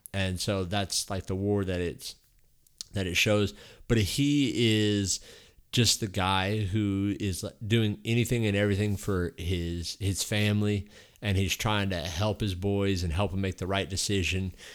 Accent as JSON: {"language": "English", "region": "Texas", "country": "United States", "tie": "born or raised there", "said": "I grew up like here in Texas"}